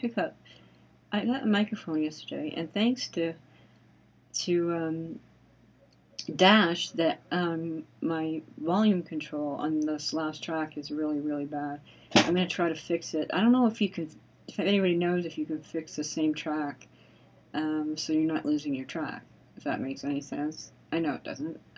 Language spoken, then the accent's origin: English; Canada; I'm Canadian